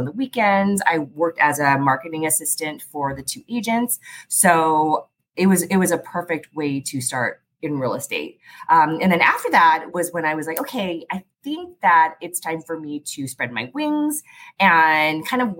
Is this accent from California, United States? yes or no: yes; San Diego, California, United States; also born or lived in Philadelphia; I grew up down in Southeast San Diego, graduated from Morris High School.